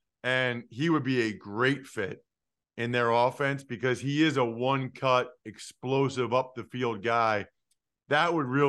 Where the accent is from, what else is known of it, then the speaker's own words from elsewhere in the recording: Wyomissing, Pennsylvania, United States; And that town means a great deal to me. I loved every aspect of growing up in Wyomissing. It's like an ideal town to grow up in.